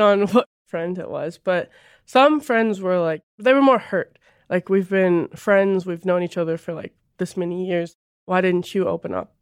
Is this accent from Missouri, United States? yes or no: yes; North Missouri, United States; I grew up in a really small town in North Missouri